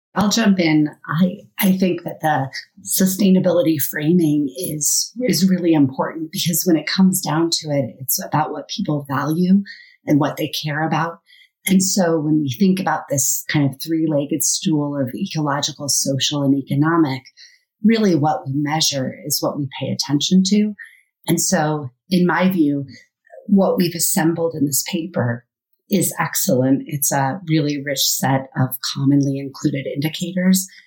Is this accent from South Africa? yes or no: no; Colorado, United States; growing up in Colorado